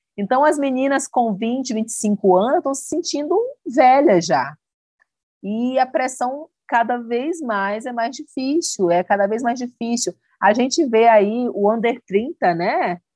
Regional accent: Northeast Region, Brazil; accent: nordestino; esse nosso sotaque lindo

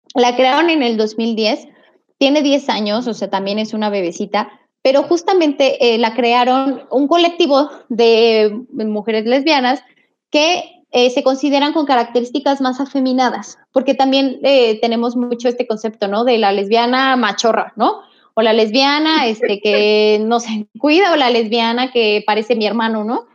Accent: Mexico; los mexicanos nos nos ofendemos a nosotros mismos

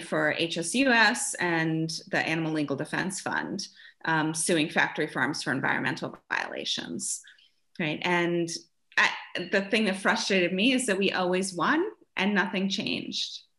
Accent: Germany; moved away; I grew up in Germany

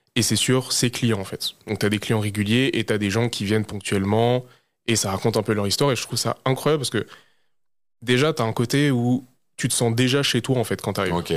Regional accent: France; pour nous en tant que Français

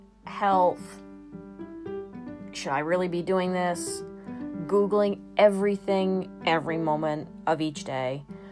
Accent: Maine, United States; I'm just from Maine, small town girl

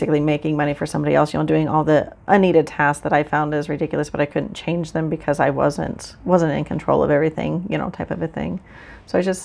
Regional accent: Central City, Nebraska, United States; also born or lived in Hamilton County, Nebraska; I am from Central Nebraska, actually from Central City

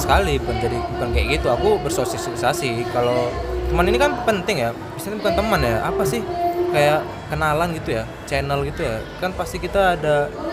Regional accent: Pekanbaru, Riau, Indonesia; also born or lived in Medan; aku asli pekanbaru aku lahir di Medan dari kecil memang udah tinggal di Pekanbaru ya udah sampai sekarang di Pekanbaru

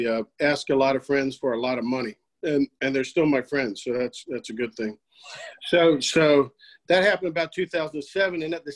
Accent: Norfolk, Virginia, United States; I'm born and raised in Norfolk.

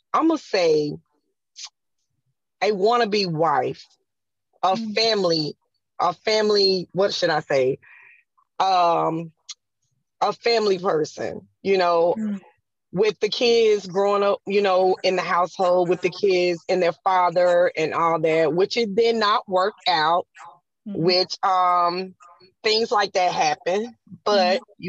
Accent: South Carolina, United States; I'm from South Carolina

